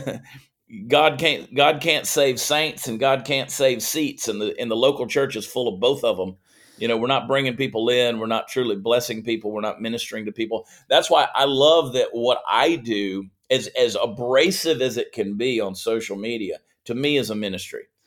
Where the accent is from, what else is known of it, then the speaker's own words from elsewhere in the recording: Augusta, Georgia, United States; moved away as an adult; also born or lived in New Jersey / Columbia, South Carolina; I was born in New Jersey, but I only lived there about four months of my life, and then they mm. moved to Augusta, Georgia, which was my mother's hometown. My father was a South Carolinian, my mother was a Georgian, and she won out. So uh, grew up in Georgia